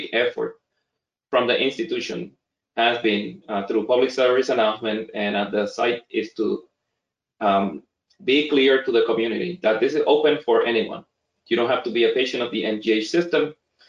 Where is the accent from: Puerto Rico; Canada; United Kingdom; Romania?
Puerto Rico; now in Boston, United States; I'm, you know, born and raised in Puerto Rico